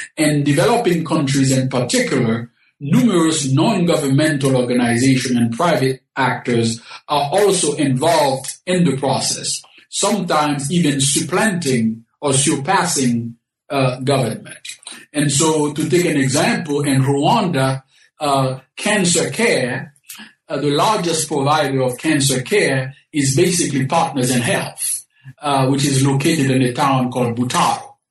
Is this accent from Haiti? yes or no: yes; Haiti; moved away; I was born in the Caribbean, specifically in Haiti